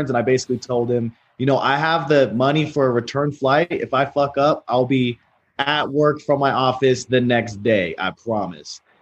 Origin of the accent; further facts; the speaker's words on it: United States; What's even crazier is as an American, the tax laws and the the nation laws are so favorable to you.